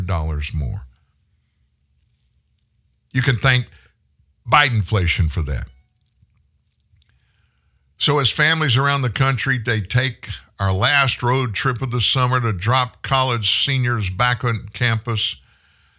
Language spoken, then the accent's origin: English; Pasadena, Texas, United States; now in Shreveport, United States; I was born in Pasadena, Texas. It's a Houston suburb